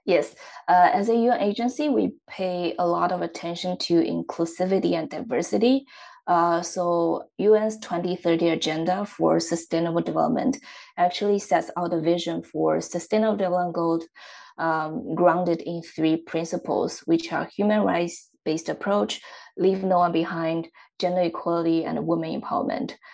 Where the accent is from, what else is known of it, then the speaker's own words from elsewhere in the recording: Xiaogan, Hubei, China; moved away; I'm originally from China, uh, and my hometown is in the central part of the country. Uh, the city is called Xiaogan